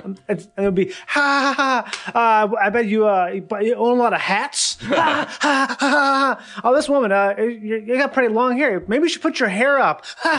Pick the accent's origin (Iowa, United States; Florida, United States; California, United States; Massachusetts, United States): Florida, United States; Miami; So like I'm from Miami, so like we probably would get like beans that would be super cheap but really good.